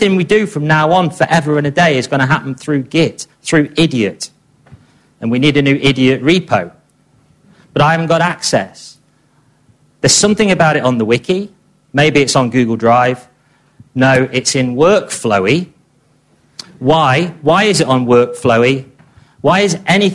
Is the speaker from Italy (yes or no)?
no; England, United Kingdom; I'm obviously English